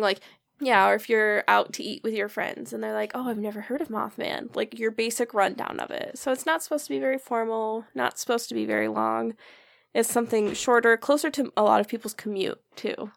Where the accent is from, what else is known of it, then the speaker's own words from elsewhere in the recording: Michigan, United States; we're from Michigan